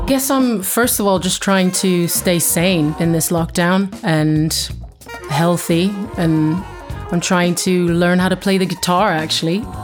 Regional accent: Sweden; now in London, United Kingdom; I'm from Sweden originally, living in London

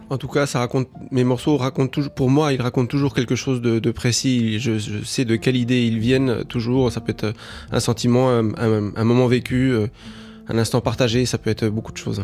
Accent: Uruguay; moved away; also born or lived in France; je suis toujours entre la, France et l'Uruguay parce que c'est mon pays d'origine

